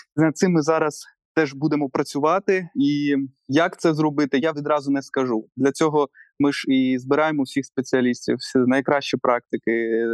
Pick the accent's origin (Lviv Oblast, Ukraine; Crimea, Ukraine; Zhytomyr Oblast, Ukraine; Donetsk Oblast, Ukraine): Crimea, Ukraine; Yevpatoria; now in Kyiv, Ukraine; в моєму рідному місті Євпаторія